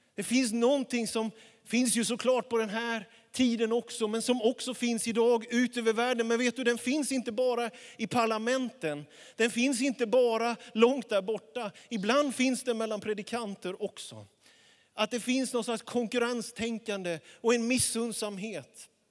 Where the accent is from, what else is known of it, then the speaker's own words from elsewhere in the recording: Småland highlands, Jönköping County, Sweden; now in Västerås, Sweden; Det var en liten by där jag växte upp